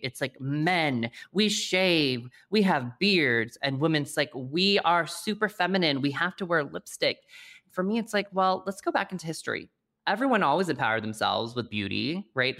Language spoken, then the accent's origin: English; Colorado Springs, Colorado, United States; moved away; also born or lived in New York City; I grew up in Colorado Springs, Colorado, as the lone Asian kid